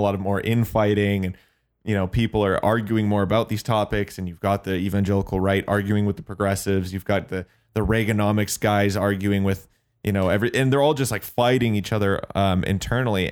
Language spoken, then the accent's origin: English; Canada; as a Canadian